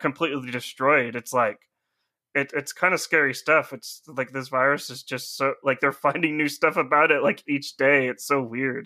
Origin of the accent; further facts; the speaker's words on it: United States; being an American